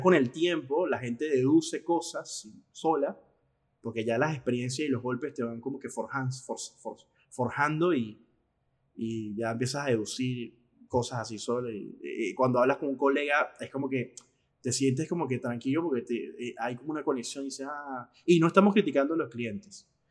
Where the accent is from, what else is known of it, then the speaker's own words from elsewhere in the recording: Venezuela; yo como venezolano, por un problema que tiene mi país